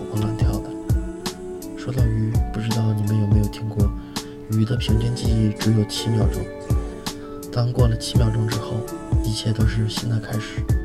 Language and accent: Chinese; Northeast China, China; moved away; 在我老家东北